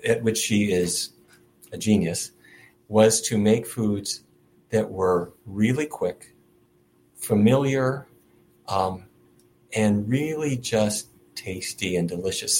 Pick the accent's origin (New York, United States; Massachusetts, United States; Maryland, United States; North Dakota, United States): North Dakota, United States; Fargo; now in Washington, D.C., United States; I grew up in Fargo, North Dakota, and there every day of my life, it was roast beef, baked potatoes, and corn